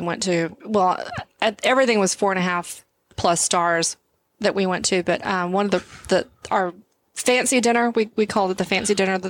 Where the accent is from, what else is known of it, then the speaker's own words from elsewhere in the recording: Texas, United States; we're from Texas.